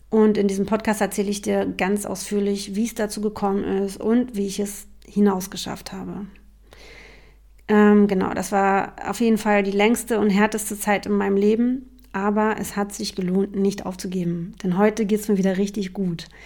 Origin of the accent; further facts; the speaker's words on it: Berlin, Germany; Also, ich bin …, ich bin Berlinerin.